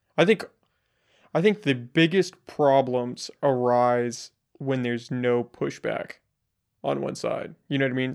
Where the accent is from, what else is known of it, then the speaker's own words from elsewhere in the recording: United States; as an American